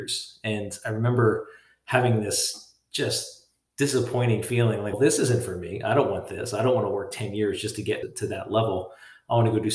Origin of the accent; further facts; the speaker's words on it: Philadelphia, Pennsylvania, United States; I grew up outside of Philadelphia